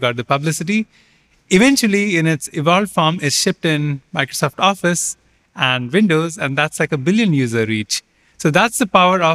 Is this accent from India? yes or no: yes; India; moved away; also born or lived in Canada / Pittsburgh, Pennsylvania, United States; I grew up in India